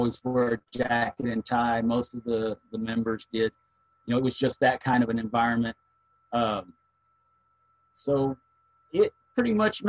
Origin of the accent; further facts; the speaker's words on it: McKinney, Texas, United States; When I was raised in McKinney, you know, McKinney is a Vanguard Lodge.